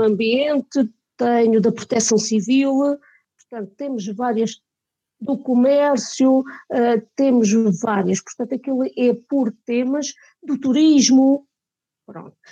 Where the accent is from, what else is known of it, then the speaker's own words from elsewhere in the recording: Mora, Alentejo, Portugal; somos todos de Mora. Eu sou de Mora, os meus pais são de Mora, os meus avós eram de Mora.